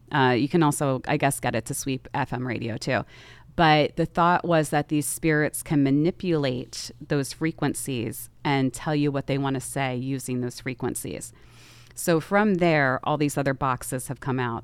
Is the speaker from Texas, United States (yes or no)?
no; outside Philadelphia, Pennsylvania, United States; I grew up outside the city